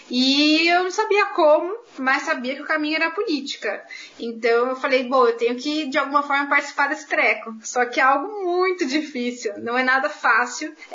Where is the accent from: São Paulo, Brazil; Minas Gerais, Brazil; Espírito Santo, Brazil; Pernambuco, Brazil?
São Paulo, Brazil; Eu venho da Vila Mazei, um bairro que fica na periferia da Zona Norte aqui da cidade de São Paulo, no distrito do Tucuruvi. Venho de uma família de classe média baixa